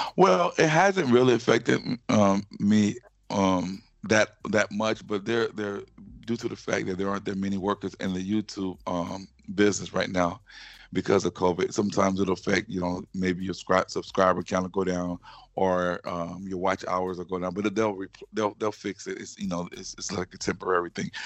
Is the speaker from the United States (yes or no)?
yes; Baton Rouge, Louisiana, United States; accent: Southern; I'm from Louisiana. Um, I'm also mm-hmm. a graduate of Louisiana State University